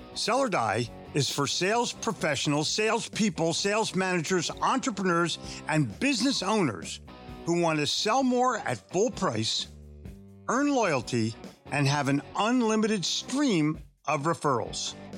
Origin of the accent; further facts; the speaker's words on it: Philadelphia, Pennsylvania, United States; also born or lived in New York City; now in Charlotte, United States; I grew up in Philadelphia, sold in New York City, but was smart enough to move to Charlotte, North Carolina